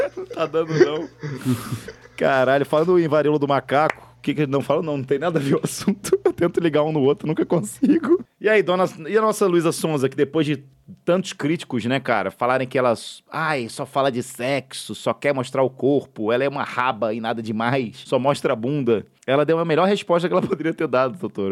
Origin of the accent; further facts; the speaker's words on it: Minas Gerais, Brazil; accent: mineiro; eu mineiro